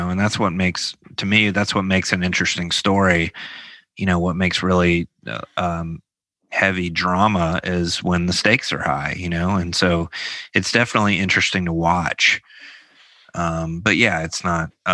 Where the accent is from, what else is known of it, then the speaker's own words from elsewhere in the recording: Memphis, Tennessee, United States; growing up in Memphis in the 90s